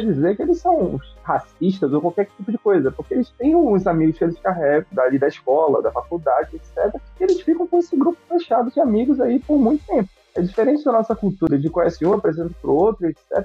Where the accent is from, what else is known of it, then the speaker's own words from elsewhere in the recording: Brazil; moved away; nós brasileiros